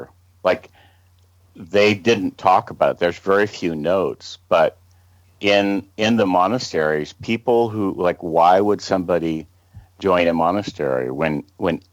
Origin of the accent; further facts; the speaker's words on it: Los Angeles, California, United States; accent: American; Camille and I were both born right here at the beach, near the beach